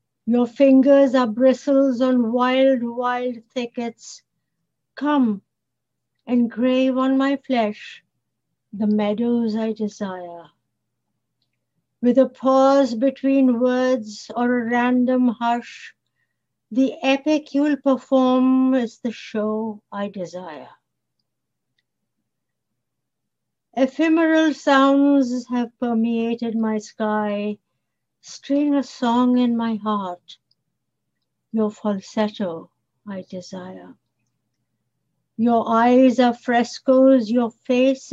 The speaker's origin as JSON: {"language": "English", "country": "India", "tie": "born or raised there", "first_language": "Bengali", "second_language": "English", "moved": "as an adult", "lives_now": "Toronto, Canada", "said": "in India, we grow up with English. So the English is really almost a first, second language for us. So I was writing in Bengali, which is my mother tongue"}